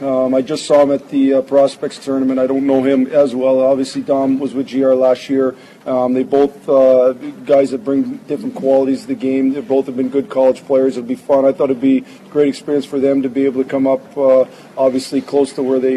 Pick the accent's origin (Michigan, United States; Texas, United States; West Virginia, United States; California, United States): Michigan, United States; Sault Ste. Marie; I grew up in the Sioux, and I know what it would have meant to me as a young guy growing up in a Red Wing fan.